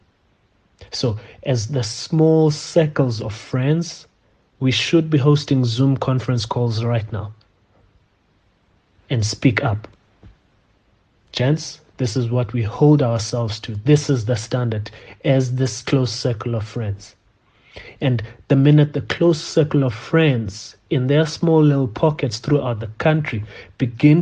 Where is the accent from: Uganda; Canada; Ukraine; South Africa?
South Africa; As South African men